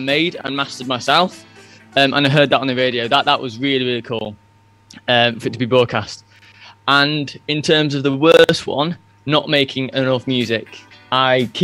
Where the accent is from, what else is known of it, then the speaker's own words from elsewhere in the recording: near Manchester, North West England, United Kingdom; I am from near a city in United Kingdom called Manchester